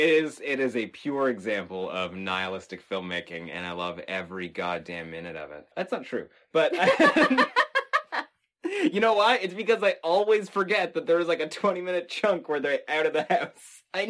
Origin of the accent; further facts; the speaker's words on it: Texas, United States; And I remember growing up in Texas in an area where you could go outside in the middle of the night and scream, and nobody would hear it.